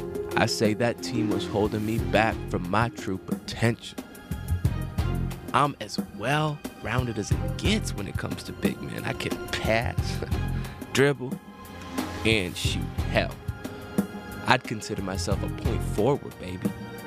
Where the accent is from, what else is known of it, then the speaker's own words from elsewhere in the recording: Bellevue, Illinois, United States; from Bellevue, Illinois.